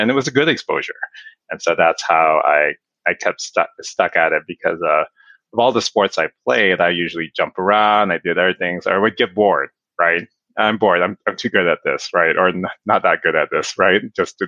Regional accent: Inglewood, California, United States; I was born and raised in Inglewood

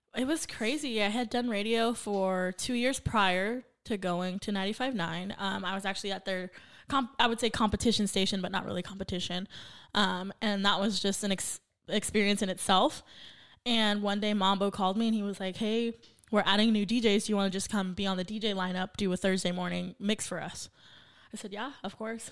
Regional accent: Santa Paula, California, United States; now in Oxnard, United States; born and raised Santa Paula. So, not too far from Ventura Oxnard.

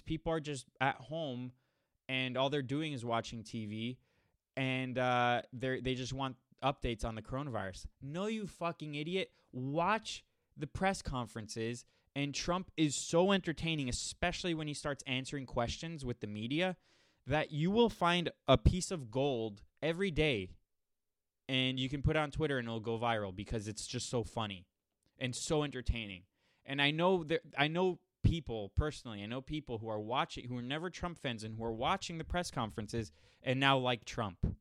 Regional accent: Miami, Florida, United States; I grew up in Miami, Miami, Florida

